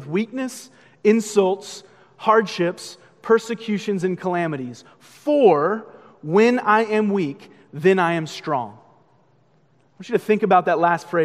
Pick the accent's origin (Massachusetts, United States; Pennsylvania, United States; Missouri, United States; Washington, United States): Massachusetts, United States; Boston; I'm from Boston